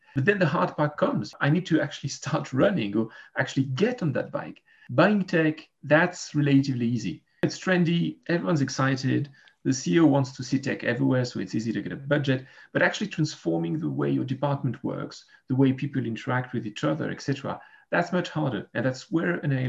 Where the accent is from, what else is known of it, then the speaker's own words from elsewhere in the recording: Geneva, Switzerland; I'm a lawyer from Geneva, Switzerland.